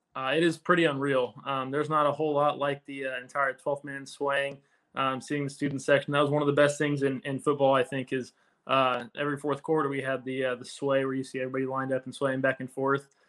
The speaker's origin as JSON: {"language": "English", "town": "Houston", "region": "Texas", "country": "United States", "tie": "born or raised there", "moved": "as an adult", "lives_now": "New Jersey, United States", "said": "I grew up in Houston and went to uh, college at Texas A&M. So I haven't really left that 100 mile radius in my life."}